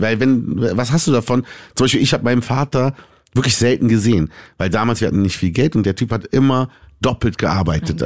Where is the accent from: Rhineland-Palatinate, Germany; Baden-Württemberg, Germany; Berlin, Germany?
Berlin, Germany; ich bin in Berlin geboren, ich bin Deutscher.